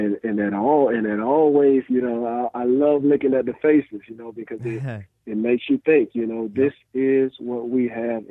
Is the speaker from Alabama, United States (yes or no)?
yes; Birmingham, Alabama, United States; growing up in Birmingham, Alabama